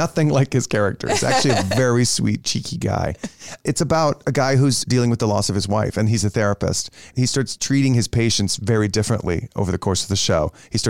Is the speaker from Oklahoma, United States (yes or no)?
no; Plano, Texas, United States; And then the other place, growing up in Plano, there was this Tex-Mex place right across the street from the kolache station